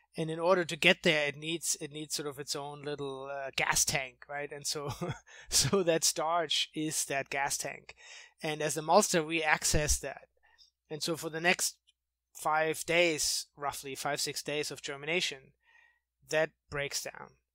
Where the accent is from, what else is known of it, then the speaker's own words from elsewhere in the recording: outside of Munich, Bavaria, Germany; moved away as an adult; now in United States; I grew up in outside of Munich in Germany